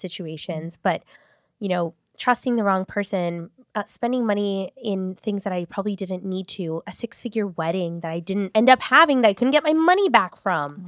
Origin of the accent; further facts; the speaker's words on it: Long Beach, California, United States; also born or lived in Paramount; I grew up in North Long Beach